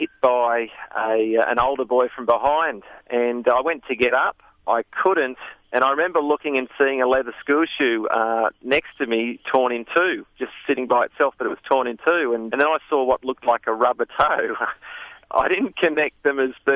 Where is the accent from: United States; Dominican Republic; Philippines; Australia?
Australia; Sydney, New South Wales; now in Dalby, Australia; I had a fantastic childhood growing up in Sydney suburbs